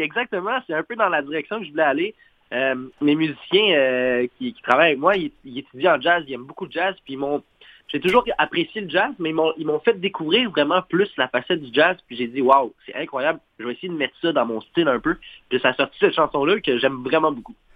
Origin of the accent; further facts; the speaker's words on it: Montreal shore, Quebec, Canada; now in Saguenay, Canada; je viens de la rive de Montréal, mais je vis actuellement au Saguenay